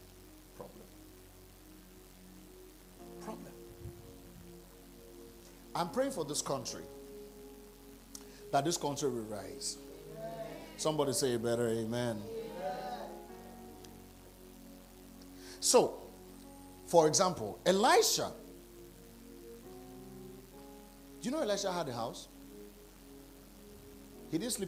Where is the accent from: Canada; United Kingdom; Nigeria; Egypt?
Nigeria; I'm from Nigeria.